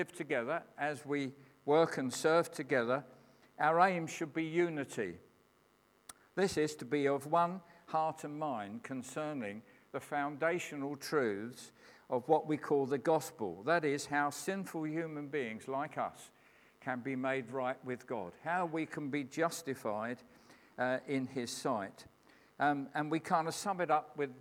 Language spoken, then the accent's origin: English; England, United Kingdom; I'm a Christian who happens to be an Englishman